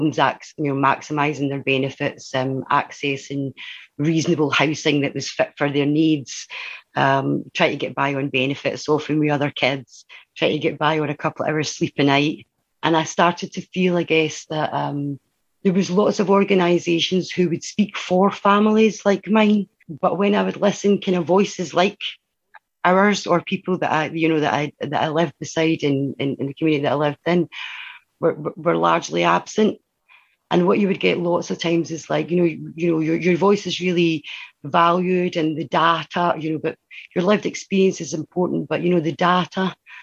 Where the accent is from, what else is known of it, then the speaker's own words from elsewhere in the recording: Dundee, Scotland, United Kingdom; also born or lived in Glasgow; I grew up in the East End of Dundee